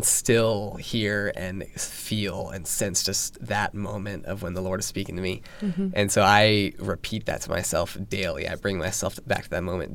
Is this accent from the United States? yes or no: yes; Virginia Beach, Virginia, United States; I was born and raised in Virginia Beach. So I've been here my whole life.